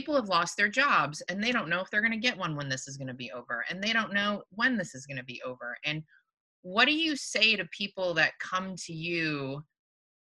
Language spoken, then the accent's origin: English; Michigan, United States; now in California, United States; I'm from Michigan originally